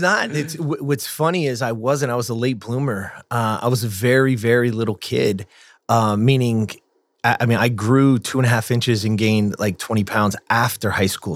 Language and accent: English; Lancaster, California, United States; I grew up in the Antelope Valley, Lancaster, California